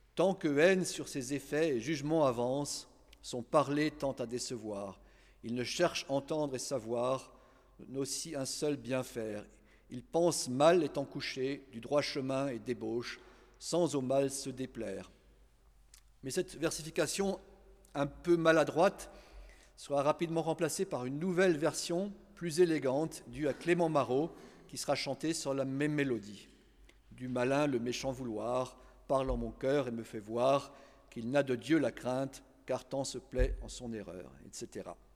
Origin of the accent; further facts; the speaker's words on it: Strasbourg, Grand Est, France; en tant que Strasbourgeois